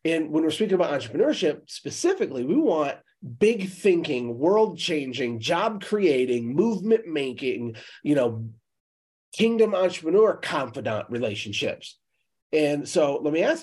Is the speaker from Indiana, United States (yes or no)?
no; Michigan, United States; I'm from Michigan